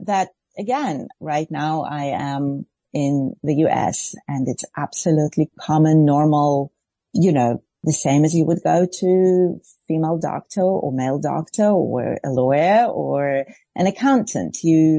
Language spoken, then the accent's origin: English; Israel; English is a second language; I grew up in the Reform Movement in Israel, and I saw many female rabbis, very strong women around me